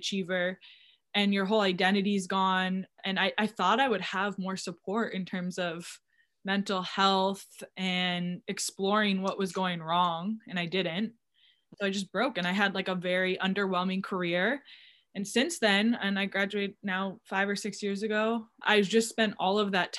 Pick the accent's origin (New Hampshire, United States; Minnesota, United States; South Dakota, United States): New Hampshire, United States; moved away as an adult; I am from New Hampshire, a small town, and I played all the sports.